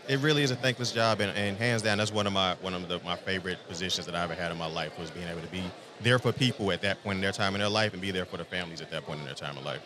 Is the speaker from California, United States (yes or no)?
no; Chicagoland, Illinois, United States; I'm born and raised just outside Chicagoland. Been there my entire life.